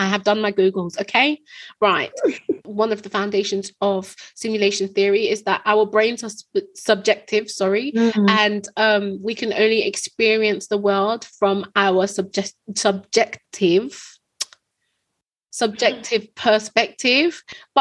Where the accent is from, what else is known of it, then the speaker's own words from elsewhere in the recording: United Kingdom; We're British.